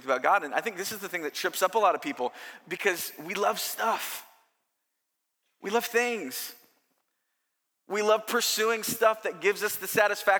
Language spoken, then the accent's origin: English; California, United States; I'm from Southern California.